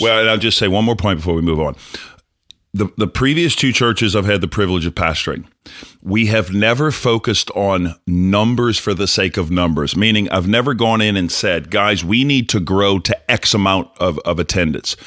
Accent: New Orleans, Louisiana, United States; I'm from New Orleans

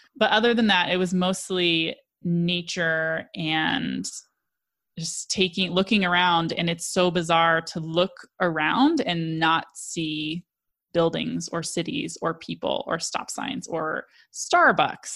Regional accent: Colorado, United States; I'm from Colorado

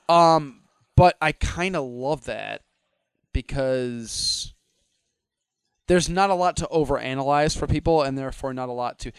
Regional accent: Midwest, United States; I'm a Midwesterner

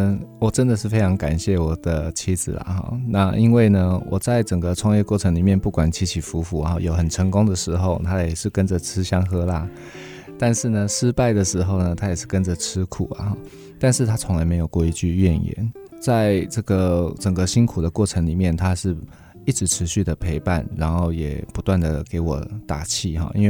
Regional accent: Yilan County, Taiwan; 哦、我是宜兰长大的，

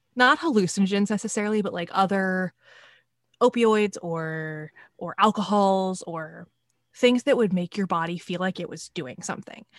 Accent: Pacific Northwest, United States; I grew up in the Pacific Northwest, and we used to go on field trips down to the Sound

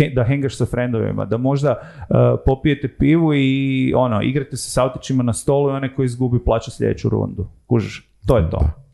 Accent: Zagreb, City of Zagreb, Croatia; also born or lived in Rijeka / Tokyo; rodio sam se u Rijeci, odrastao sam u Zagrebu

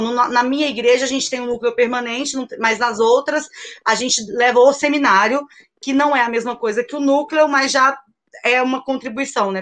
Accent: Rio de Janeiro, Brazil; eu sou favelada, sou da favela do Sapo, na zona oeste do Rio

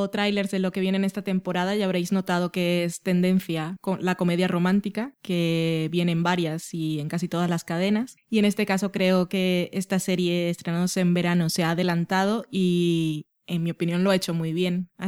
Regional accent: United Kingdom; accent: British; Supongo que es por el punto de mala leche, o no sé si es solo porque tengo un acento británico

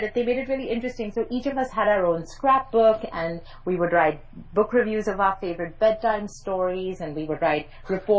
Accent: Mumbai, Maharashtra, India; accent: private English school Mumbai accent; first language English; I grew up in Mumbai, by the way, in case you're wondering about my accent.

